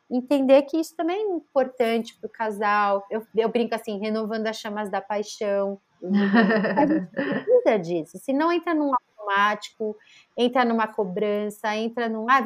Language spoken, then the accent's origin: Portuguese; Northeast Region, Brazil; now in São Paulo, Brazil; a gente veio do Nordeste para São Paulo e a gente não tinha ajuda